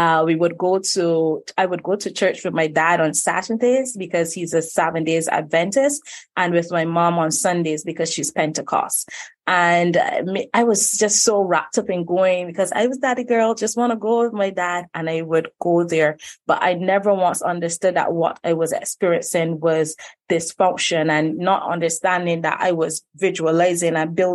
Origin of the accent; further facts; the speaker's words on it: Barbados; young girl coming from Barbados, born and raised right here